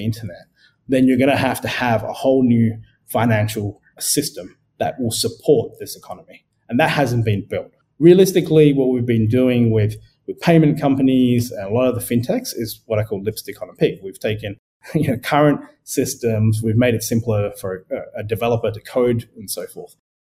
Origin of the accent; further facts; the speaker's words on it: Sri Lanka; born there; also born or lived in Adelaide, Australia; So for me, I was born in Sri Lanka. I moved to Adelaide with my parents, which is like the fifth or sixth biggest city in Australia.